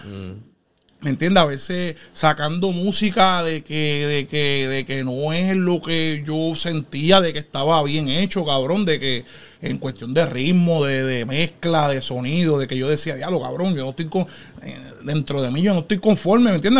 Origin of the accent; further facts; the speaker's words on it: Guayama, Puerto Rico; also born or lived in Philadelphia; now in Connecticut, United States; Yo nací aquí en Filadelfia, pero este, de pequeño mami se mudó para allá, para Puerto Rico, y nos fuimos para Guayama, para allá a vivir.